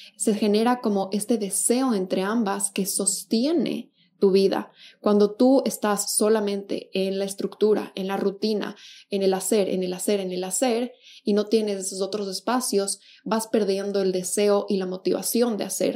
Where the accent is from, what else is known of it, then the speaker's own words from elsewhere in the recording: Quito, Pichincha, Ecuador; now in Buenos Aires, Argentina; yo soy de Quito, Ecuador, y al momento vivo en Buenos Aires